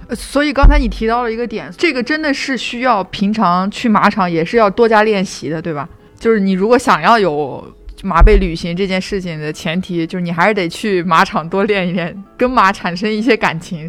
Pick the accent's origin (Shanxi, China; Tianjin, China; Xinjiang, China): Xinjiang, China; 因为我是从小在新疆长大，我小时候就是有时候家里会带着去上山